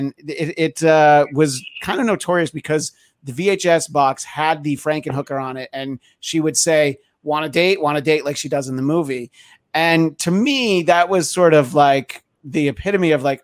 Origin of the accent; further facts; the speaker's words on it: United States; I grew up in the New York area